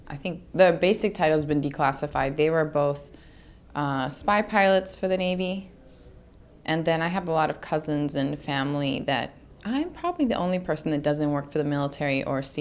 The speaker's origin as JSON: {"language": "English", "country": "Spain", "tie": "born there", "said": "I was born in Spain. I lived there a significant amount of years, and I wanted to make sure I could still communicate with family I have there."}